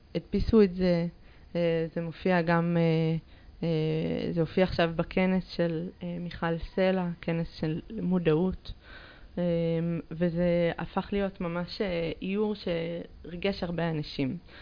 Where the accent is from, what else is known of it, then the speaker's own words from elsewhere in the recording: Jerusalem, Jerusalem District, Israel; שגדלתי בה, אני מאוד ירושלמית, כאילו, ב... אני נולדתי שם, אני למדתי שם